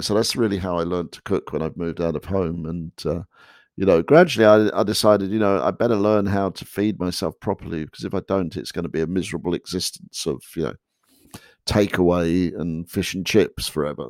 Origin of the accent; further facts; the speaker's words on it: England, United Kingdom; moved away as an adult; now in United States; I, I, was unaware of that growing up in England